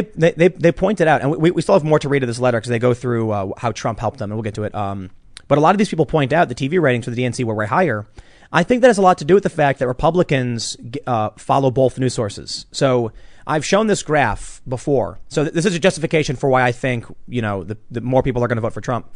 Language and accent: English; Chicago, Illinois, United States; moved away; also born or lived in suburb of Philadelphia; I'm from Chicago